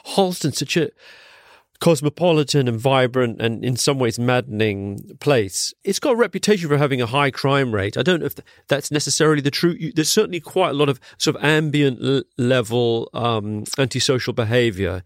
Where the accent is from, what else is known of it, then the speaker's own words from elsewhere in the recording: London, United Kingdom; also born or lived in Singapore; I grew up in Wandsworth